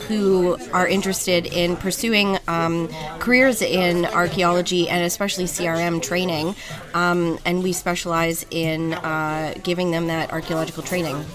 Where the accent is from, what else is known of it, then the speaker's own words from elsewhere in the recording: New Jersey, United States; moved away as an adult; now in Toronto, Canada; where I grew up in New Jersey, going to the shore